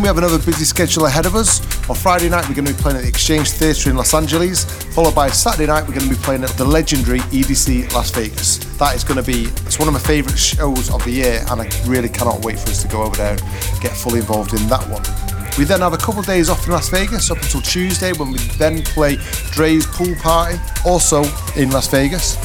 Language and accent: English; Manchester, North West England, United Kingdom; I'm from Manchester